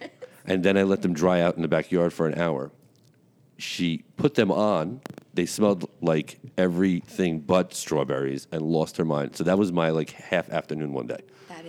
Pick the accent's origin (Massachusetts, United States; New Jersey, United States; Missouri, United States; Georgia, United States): New Jersey, United States; Bergen County; I'm from Bergen County.